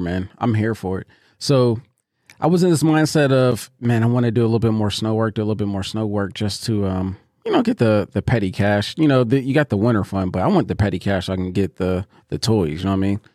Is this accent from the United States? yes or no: yes; Pittsburgh, Pennsylvania, United States; now in Columbus, United States; I'm from Pittsburgh. Um, and for those that don't know, I live in Columbus, Ohio now